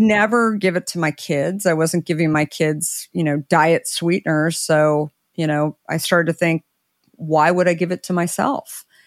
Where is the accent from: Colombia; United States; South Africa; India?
United States; Arizona; I grew up in Arizona